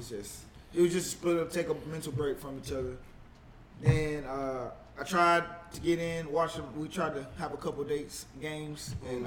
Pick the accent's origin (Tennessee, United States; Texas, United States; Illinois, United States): Tennessee, United States; Memphis; now in Atlanta, United States; that is Memphis, my hometown.